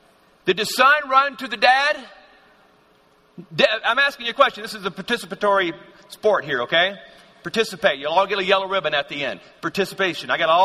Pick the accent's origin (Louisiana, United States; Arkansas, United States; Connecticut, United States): Louisiana, United States; growing up in Louisiana. That's where I'm from.